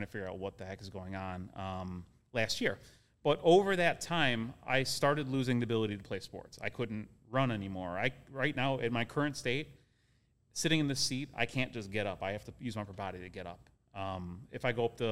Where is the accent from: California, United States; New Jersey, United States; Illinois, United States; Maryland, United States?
Illinois, United States; Chicago; also born or lived in Orland Park, Illinois / Logan Square, Chicago; South side of Chicago. Grew up in 79th of Pulaski, south side area